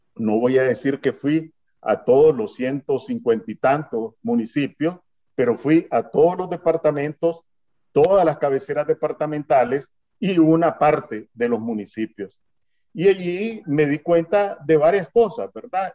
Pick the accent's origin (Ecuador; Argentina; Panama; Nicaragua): Nicaragua; moved away as an adult; also born or lived in Miami / California; now in San José, Costa Rica; todos somos nicaragüenses en el exterior